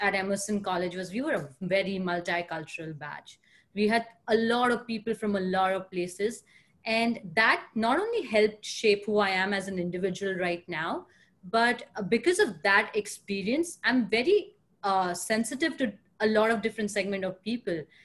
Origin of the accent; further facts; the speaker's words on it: India; moved away as an adult; also born or lived in Pune, India / Mumbai, India / Boston, United States / New York City, United States; now in San Francisco, United States; I am born and raised in India